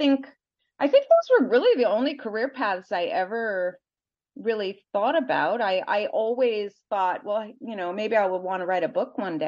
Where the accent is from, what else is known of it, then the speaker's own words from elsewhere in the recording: Minnesota, United States; moved away as an adult; also born or lived in Wisconsin / New York; I grew up in Minnesota, sort of in a pretty homogeneous community.